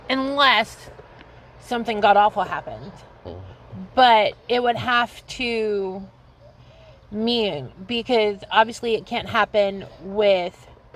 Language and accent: English; backwoods Texas, United States